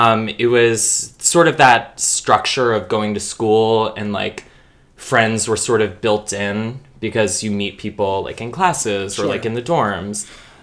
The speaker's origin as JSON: {"language": "English", "area": "suburb of Baltimore", "region": "Maryland", "country": "United States", "tie": "born or raised there", "moved": "yes", "said": "I'm originally from Maryland, a little suburb off of Baltimore."}